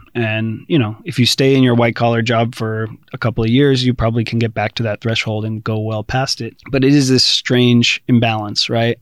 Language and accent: English; United States; now in Taiwan; being an American